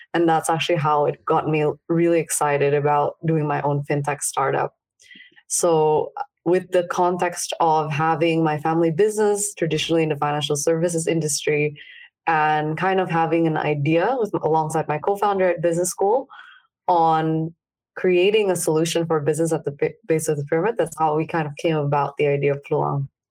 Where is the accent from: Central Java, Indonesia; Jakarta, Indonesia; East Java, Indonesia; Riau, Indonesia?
Jakarta, Indonesia; I grew up in Indonesia. I grew up in Jakarta, actually.